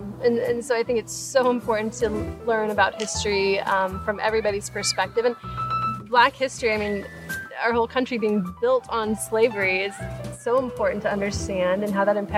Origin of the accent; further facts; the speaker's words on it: Texas, United States; Growing up in Texas